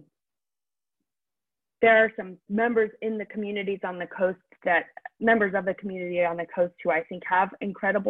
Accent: Maine, United States; I grew up in Maine

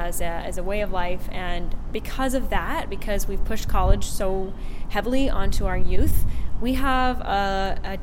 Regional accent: Tenants Harbor, Maine, United States; I grew up in Tennant's Harbor, Maine.

